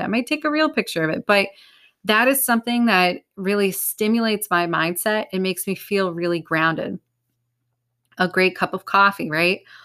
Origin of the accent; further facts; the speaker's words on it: United States; I'm American